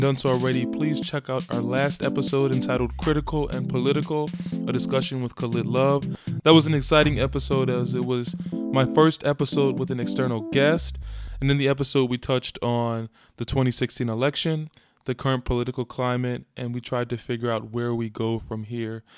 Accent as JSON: {"language": "English", "town": "Philadelphia", "region": "Pennsylvania", "country": "United States", "tie": "born or raised there", "said": "I was interning in my hometown of Philadelphia"}